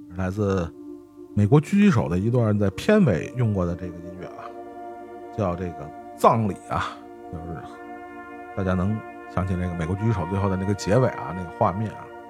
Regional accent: China; 用我们中国人的话说叫君子之交淡如水嘛

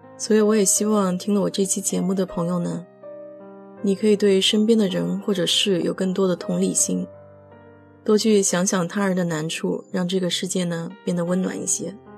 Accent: China; moved away as an adult; now in United States; 我们中国人

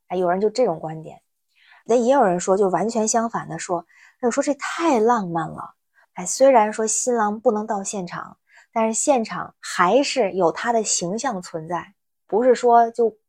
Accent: Tianjin, China; now in Beijing, China; 我是天津人，现在北京

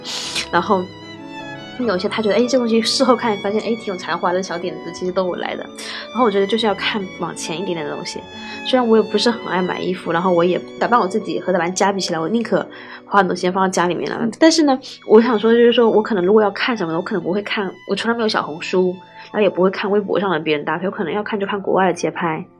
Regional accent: China; 我们中国人社交，其实你要什么，我都饭桌上聊嘛。

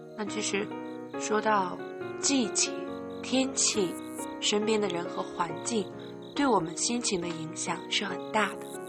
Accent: Henan, China; 来到河南吧，来到我的家乡，来到我家

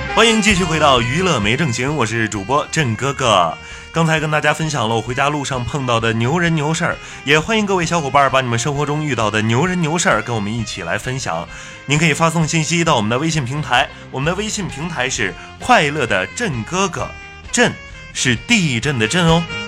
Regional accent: Hulunbuir, Inner Mongolia, China; moved away; 我的老家呀，是在梅丽的呼伦贝尔

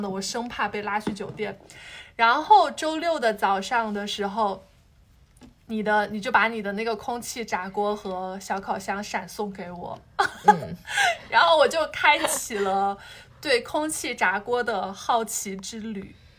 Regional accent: Hubei, China; now in Shanghai, China; 我是湖北人，然后我们吃的东西就会重口味一点，然后又会很喜欢吃米饭

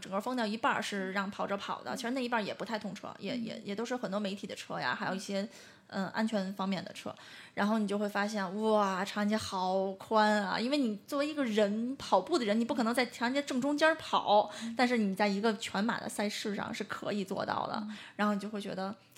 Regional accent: Beijing, China; 像我们这种真的北京人会觉得我们生在这养，在这里了

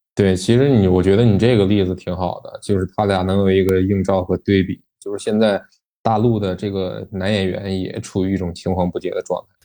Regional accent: China; 作为一个中国人

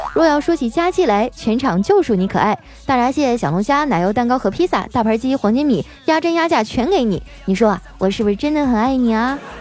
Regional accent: Heilongjiang, China; accent: Northeastern; moved away as an adult; now in Shanghai, China; 我是一个土生土长的东北妹子，老家在黑龙江。刚来上海那阵儿啊，我还因为我的东北口音啊，闹了不少笑话

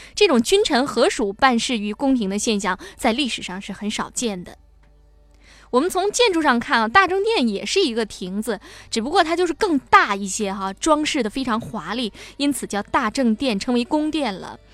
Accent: Shenyang, Liaoning, China; moved away; 我现在是在，呃，我的家乡辽宁省沈阳市哈

